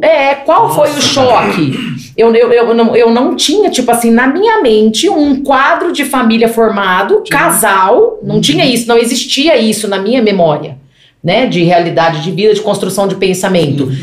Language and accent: Portuguese; Greater São Paulo, Brazil; Eu fui criada na Grande São Paulo. Eu fui criada em apartamento.